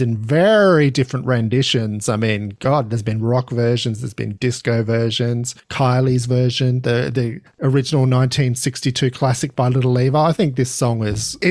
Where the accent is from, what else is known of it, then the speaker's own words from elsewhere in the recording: Australia; being an Australian, I've got my allegiances there